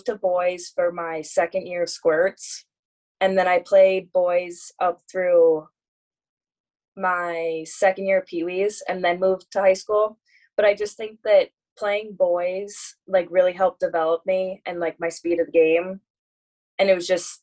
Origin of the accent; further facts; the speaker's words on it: Wayzata, Minnesota, United States; also born or lived in Indiana / England; growing up in Wayzata and being such a big hockey community